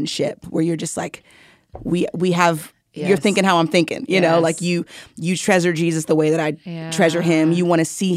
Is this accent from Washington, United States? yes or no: no; Houston, Texas, United States; moved away as an adult; also born or lived in Kansas City / Mississippi; now in Dallas, United States; I grew up in Houston